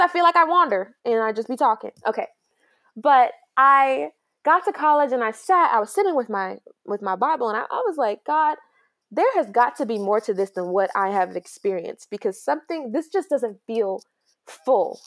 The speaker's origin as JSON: {"language": "English", "town": "Grayson", "region": "Georgia", "country": "United States", "tie": "born or raised there", "also_born_or_lived": "New York", "said": "we moved down to Georgia in tw-, two thousand three, and I've been here ever since. And so, I know nothing but the small town Georgia life."}